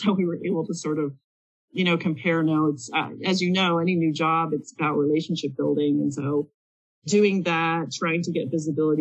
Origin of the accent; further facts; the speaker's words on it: Pennsylvania, United States; my home state in Pennsylvania